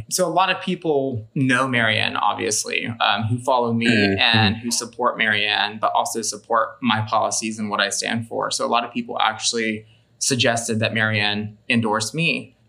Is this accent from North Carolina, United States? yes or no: yes; North Carolina, United States; now in Illinois, United States; I grew up in North Carolina